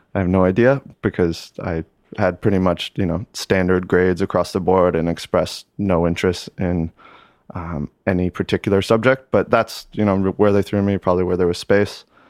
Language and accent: English; Lake Placid, New York, United States; moved away as an adult; also born or lived in Italy; now in New York, United States; Born and raised uh, Lake Placid, New York